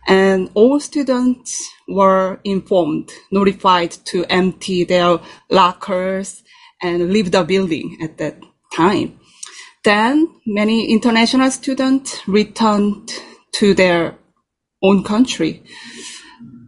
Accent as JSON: {"language": "English", "country": "South Korea", "tie": "born or raised there", "also_born_or_lived": "Netherlands", "second_language": "English", "moved": "as an adult", "lives_now": "New York City, United States", "said": "I was born in Korea"}